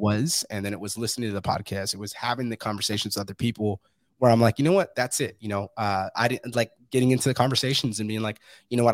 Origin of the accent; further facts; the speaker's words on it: Fresno, California, United States; moved away; I'm from Fresno, California, originally